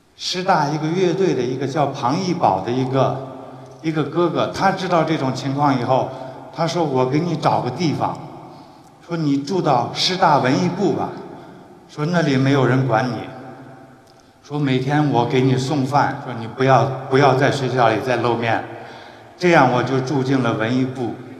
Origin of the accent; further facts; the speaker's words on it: Zhongwei, Ningxia, China; moved away as an adult; also born or lived in Xi'an; 六十年代呢，我生在宁夏的中卫，一个乡下，一个小村子。我的爸爸妈妈呢，他们是剧团的演员，我爸爸是作曲